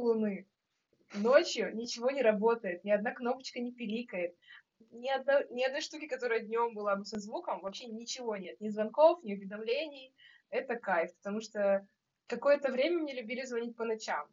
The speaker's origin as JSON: {"language": "Russian", "region": "Saint Petersburg", "country": "Russia", "said": "я из Петербурга, наверное, по большей части"}